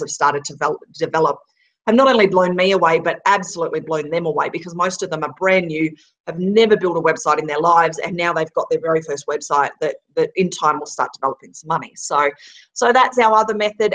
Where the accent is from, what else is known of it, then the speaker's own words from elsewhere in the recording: Australia; moved away; we're an Aussie family that's been traveling the world for 18 months